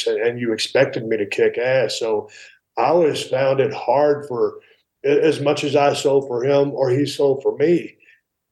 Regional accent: South Texas, United States; moved away as an adult; also born or lived in San Antonio; now in Nevada, United States; I grew up in South Texas

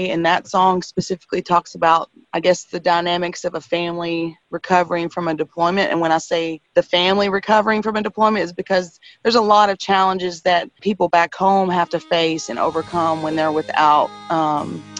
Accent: Texas, United States; It comes from a place where we all have common ground because we're all from the East Texas areas.

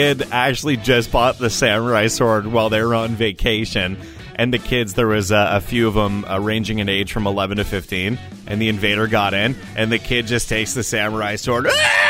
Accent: London, Ontario, Canada; also born or lived in Brockville, Ontario; London here, my hometown

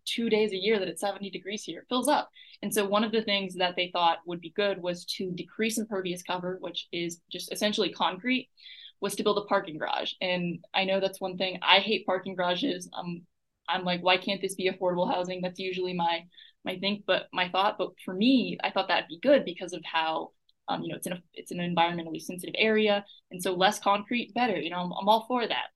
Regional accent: Buda, Texas, United States; now in Austin, United States; I grew up in Buda, which is about 30 minutes away from here.

